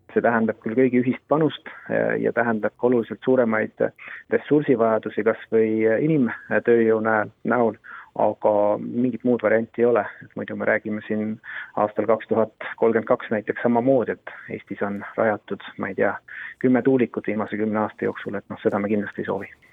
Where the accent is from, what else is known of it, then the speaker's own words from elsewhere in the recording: Saare County, Estonia; ma ise äh, olen Saaremaalt pärit